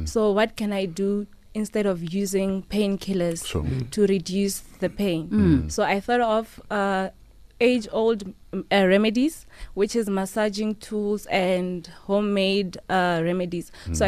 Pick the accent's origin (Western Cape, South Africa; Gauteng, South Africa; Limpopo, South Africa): Limpopo, South Africa; Polokwane; I was born and raised in Tendo Block F